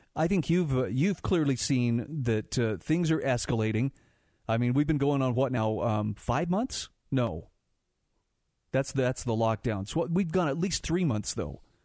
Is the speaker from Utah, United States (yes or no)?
yes; Utah, United States; my home state of Utah